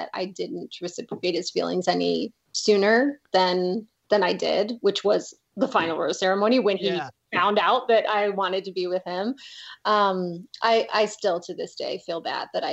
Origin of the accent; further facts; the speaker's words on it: St. Louis, Missouri, United States; moved away as an adult; also born or lived in California; now in Colorado, United States; I grew up in St. Louis